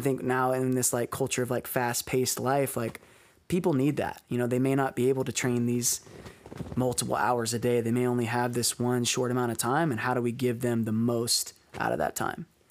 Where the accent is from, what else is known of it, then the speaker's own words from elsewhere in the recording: Alabama, United States; now in Baltimore, United States; back in my hometown